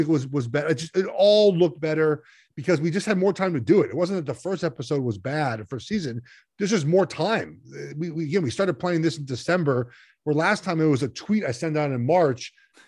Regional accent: Los Angeles, California, United States; You know, I grew up in Los Angeles, and I listened to, Vin Scully and Chick Hearn call games.

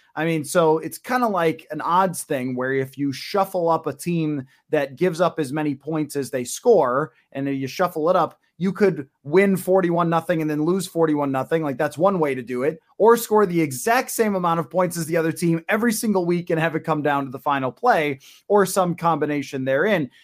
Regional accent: Buffalo, New York, United States; I grew up in Buffalo.

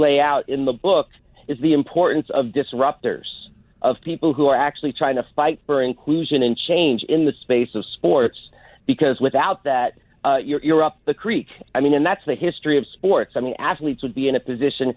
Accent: New York City, New York, United States; I am from the city. We knew a lot of people in common growing up

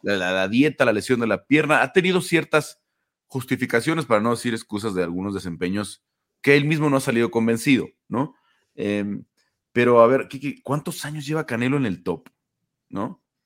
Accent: Mexico

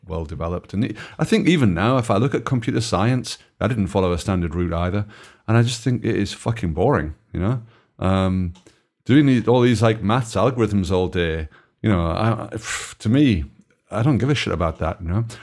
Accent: Belgium; I come from Belgium

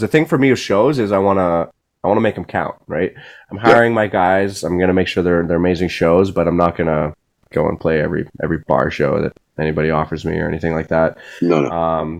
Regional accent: Switzerland; moved away; my my my home country

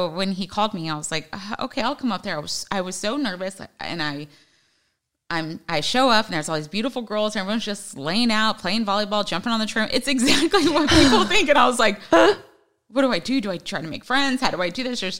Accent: Los Angeles, California, United States; also born or lived in Hawaii; since I was 13, 14 was basically LA, but my dad was in the army

